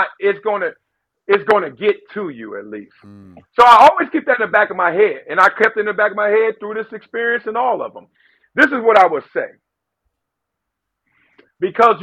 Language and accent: English; Compton, California, United States; I'm from Compton